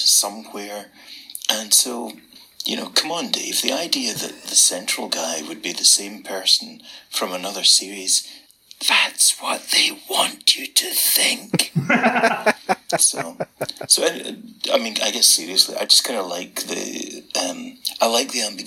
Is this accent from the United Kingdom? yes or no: yes; Scotland, United Kingdom; accent: thick Scottish; my thick Scottish accent